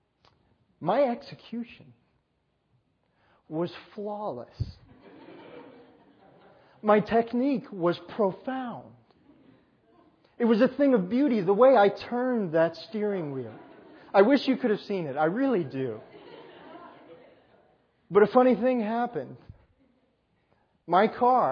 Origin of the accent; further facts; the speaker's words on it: New York, United States; moved away; I grew up in New York